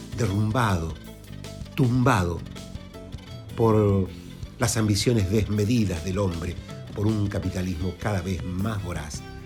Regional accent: Santiago del Estero, Argentina; moved away; me puse a imaginar la llegada a mi pago natal

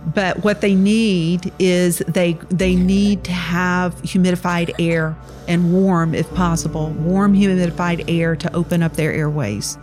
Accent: Laurel, Mississippi, United States; now in Richmond, United States; I was born in Laurel, Mississippi

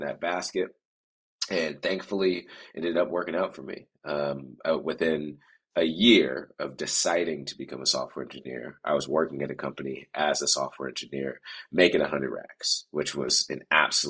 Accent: Oakland, California, United States; I grew up in Oakland, so I was just 15 minutes away from San Francisco

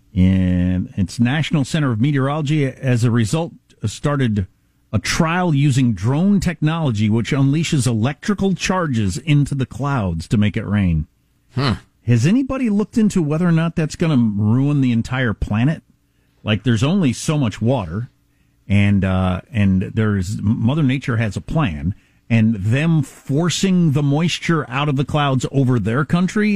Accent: South Dakota, United States; moved away; I'm from South Dakota

